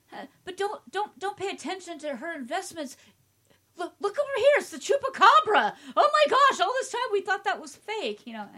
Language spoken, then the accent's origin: English; Nevada, United States; we're from Nevada.